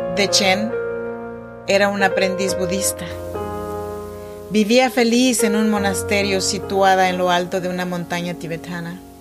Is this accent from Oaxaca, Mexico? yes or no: yes; Chinantla region, Oaxaca, Mexico; now in Sacramento, United States